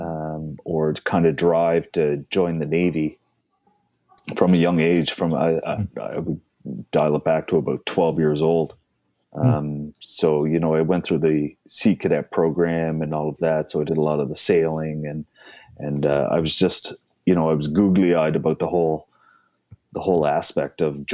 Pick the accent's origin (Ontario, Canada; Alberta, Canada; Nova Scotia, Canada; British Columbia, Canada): Nova Scotia, Canada; Cape Breton; I grew up in Cape Breton.